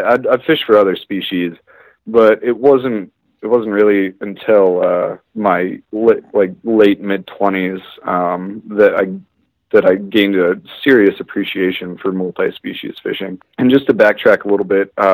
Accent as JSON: {"language": "English", "town": "Laguna Beach", "region": "California", "country": "United States", "tie": "born or raised there", "moved": "yes", "lives_now": "Colorado, United States", "said": "Originally, I'm from Laguna Beach, California, which is Orange County, the Orange County area"}